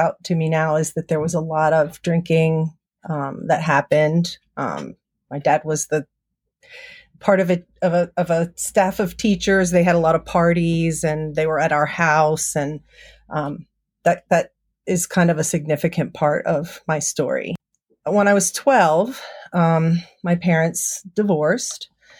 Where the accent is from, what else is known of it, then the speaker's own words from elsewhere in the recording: East Coast, United States; I grew up on the East Coast. I have one younger brother and one younger sister. I grew up in a pretty average 1970s family.